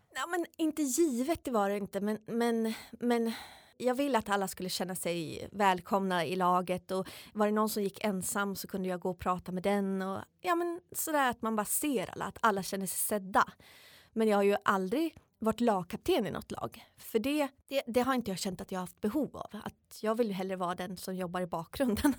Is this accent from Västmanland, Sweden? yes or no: no; Uppsala, Uppsala County, Sweden; moved away as an adult; also born or lived in United States / France / Austria; hemma i Uppsala